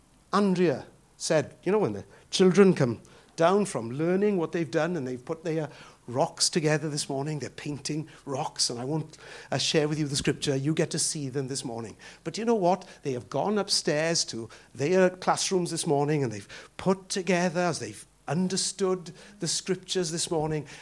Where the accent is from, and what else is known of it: United Kingdom